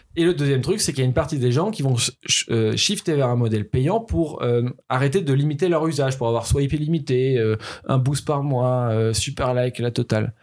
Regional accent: Toulouse, Occitania, France; moved away; also born or lived in Paris; j'étais à Paris, je suis né à Toulouse, mon adolescence est passée à Toulouse

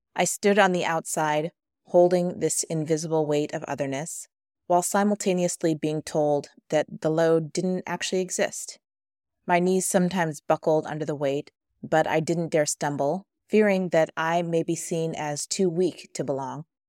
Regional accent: Midwest, United States; growing up in the Midwest

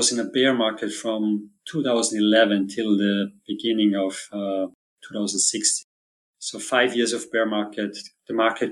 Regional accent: Austria; I'm originally from Austria

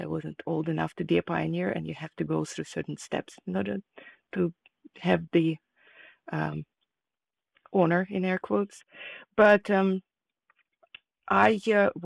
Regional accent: Kharkiv, Kharkiv Oblast, Ukraine; moved away as an adult; now in California, United States; I was born in Ukraine, in the city of Kharkiv, and at that moment it was part of the USSR. I grew up there, and I moved to the United States after I finished my higher education

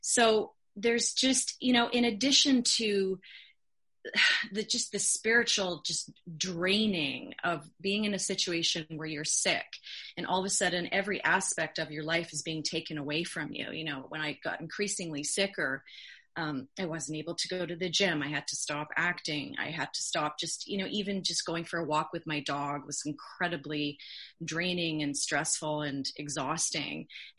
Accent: Canada; also born or lived in California; I'm a Canadian and an American citizen, and I absolutely loved the 22 years that I lived in California.

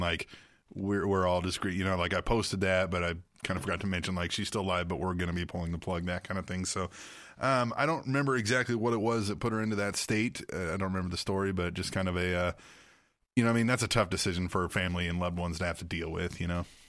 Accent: Manhattan, Kansas, United States; I grew up in Manhattan, Kansas

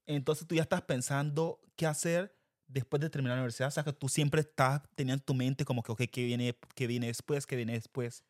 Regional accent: Quibdó, Chocó, Colombia; moved away as an adult; now in United States; nosotros fuimos criados en Quibdó Chocó. Colombia.

